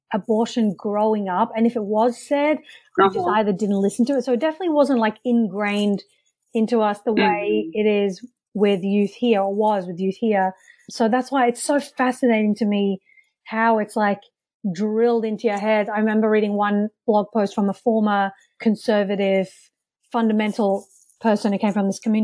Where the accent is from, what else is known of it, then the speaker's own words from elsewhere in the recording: Australia; moved away as an adult; also born or lived in England; now in United States; So I was born in England and did most of my growing up in Australia. My family and I migrated over there when I was really young, and I only moved to the United States in 2008